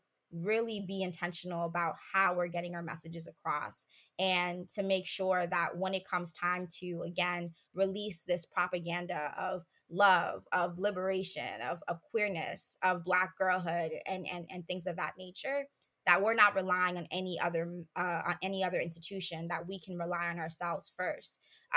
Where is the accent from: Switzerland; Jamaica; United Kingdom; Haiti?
Haiti; I did a lot of reading on learning about my culture as a Haitian person. I grew up in Haiti.